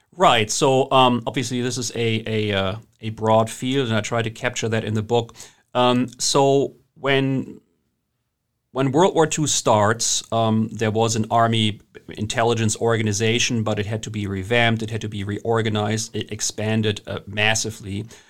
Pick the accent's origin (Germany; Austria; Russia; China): Germany; accent: German; English is a second language; moved away as an adult; also born or lived in England; now in United States; as you can hear from my accent, I'm German originally. I've lived here for a long time